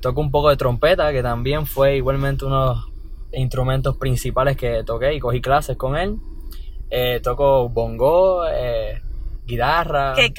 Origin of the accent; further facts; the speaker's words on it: San Juan, Puerto Rico; vengo de Cupe Alto, San Juan